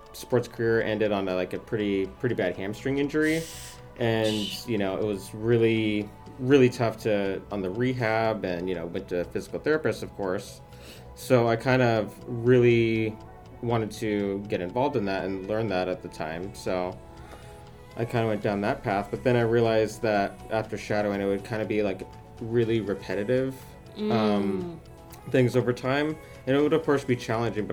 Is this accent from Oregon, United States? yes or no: yes; Portland, Oregon, United States; also born or lived in Eugene, Oregon; I grew up in around the Portland area